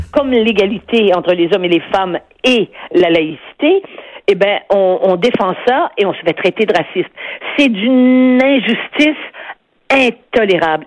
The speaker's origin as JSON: {"language": "French", "region": "Quebec", "country": "Canada", "said": "nous sommes des Québécois nationalistes qui voulons défendre notre langue"}